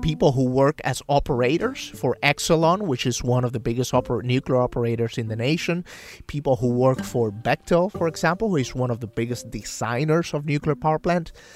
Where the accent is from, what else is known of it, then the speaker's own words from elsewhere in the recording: San Sebastián, Puerto Rico; moved away; my family in my hometown of San Sebastian